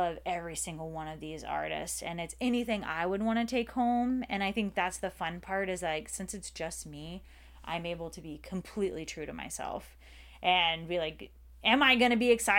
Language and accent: English; Pensacola, Florida, United States; And most likely I would like to have that second location in Pensacola, Florida, my hometown.